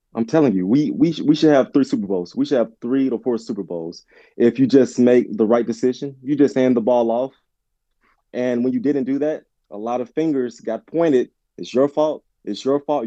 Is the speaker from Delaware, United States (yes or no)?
no; Olive Branch, Mississippi, United States; my hometown of Olive Branch, Mississippi.